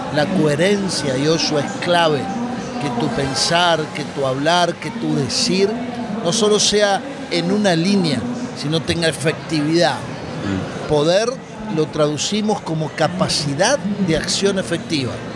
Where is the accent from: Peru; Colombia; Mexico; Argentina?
Argentina; Buenos Aires; moved away as an adult; now in Miami, United States; Nací en la República Argentina, en Buenos Aires, viví hasta hace 10 años en Argentina, ahora vivo en Miami